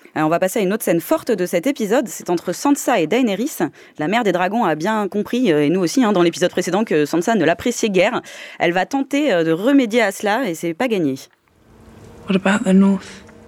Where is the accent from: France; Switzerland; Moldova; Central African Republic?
France; chez nous en France